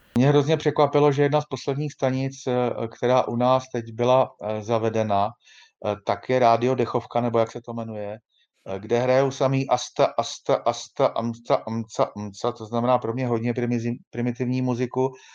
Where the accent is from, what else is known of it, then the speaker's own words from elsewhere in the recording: Czechia; U nás v Čechách